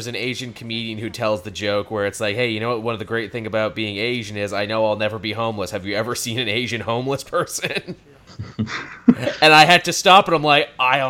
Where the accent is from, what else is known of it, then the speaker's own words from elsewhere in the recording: Canada; People are shocked when I tell them I'm from Canada.